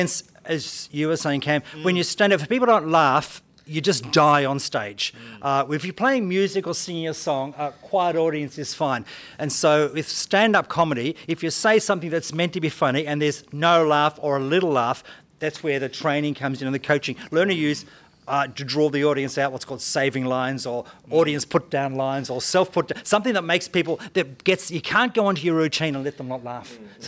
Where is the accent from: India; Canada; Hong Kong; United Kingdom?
Hong Kong; born there; I was brought up in a Christian family. My parents actually were missionaries. I was born in Hong Kong.